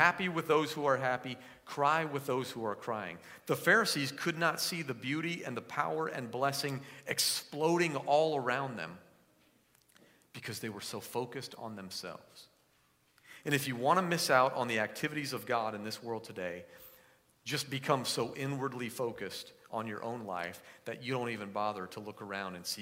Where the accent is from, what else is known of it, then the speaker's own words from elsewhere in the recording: East Coast, United States; moved away; I grew up on the East Coast